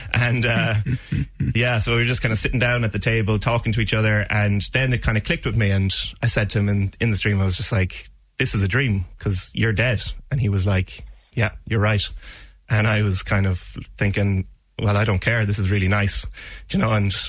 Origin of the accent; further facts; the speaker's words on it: Ballybricken, Munster, Ireland; I'm from Ballybricken myself.